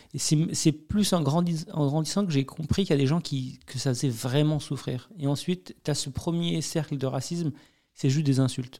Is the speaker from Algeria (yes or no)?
no; France; je suis né en France